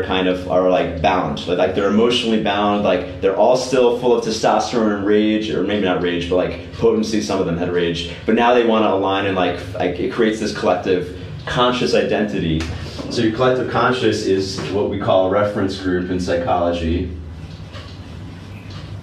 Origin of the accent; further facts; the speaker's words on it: United States; I'm American.